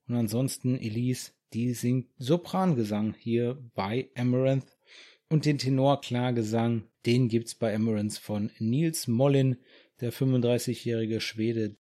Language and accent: German; Germany; hier bei uns in Deutschland